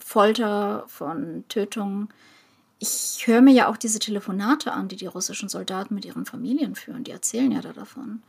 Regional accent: Ukraine; now in Germany; Als Ukrainerin

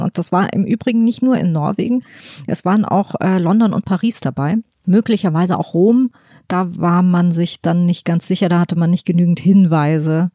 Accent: Hesse, Germany; aus Hessen, wo ich her bin

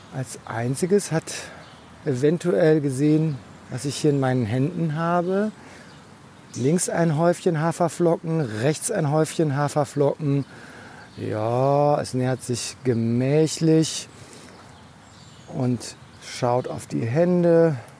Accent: near Aachen, on the Dutch border, North Rhine-Westphalia, Germany; ich bin ja an der Grenze zu den Niederlanden aufgewachsen, nämlich in der Nähe von Aachen

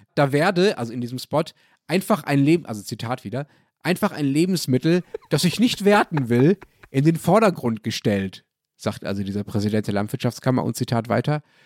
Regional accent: Germany; Also ich als Deutscher

